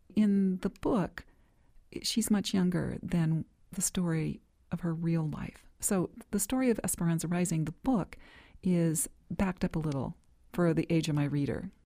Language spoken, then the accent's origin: English; Bakersfield, California, United States; I grew up in Bakersfield, California